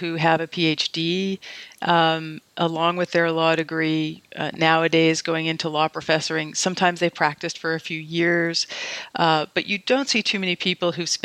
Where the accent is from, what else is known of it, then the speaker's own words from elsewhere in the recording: Vancouver, British Columbia, Canada; moved away as an adult; also born or lived in Toronto; now in United States; I grew up in Vancouver in Canada. I'm originally Canadian.